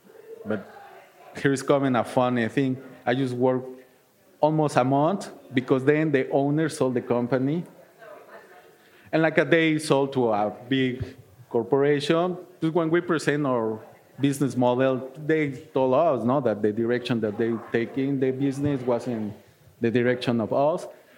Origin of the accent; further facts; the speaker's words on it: Mexico City, Mexico; English is a second language; now in Milwaukee, United States; So, and then, like, I came from Mexico City. It was like, I will not be in a big, big city. I live in Milwaukee, but the same, no?